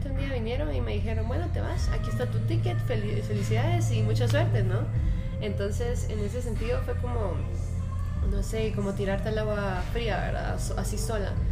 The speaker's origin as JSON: {"language": "Spanish", "country": "Guatemala", "tie": "born or raised there", "said": "Pues sí, em, pues yo nací en Guatemala, o sea, toda mi vida es, bueno, he estado en Guatemala."}